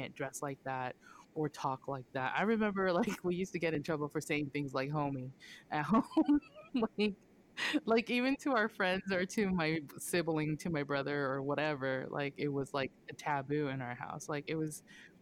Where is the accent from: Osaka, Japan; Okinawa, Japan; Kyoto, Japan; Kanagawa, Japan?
Okinawa, Japan; now in United States; I was born and raised in Oki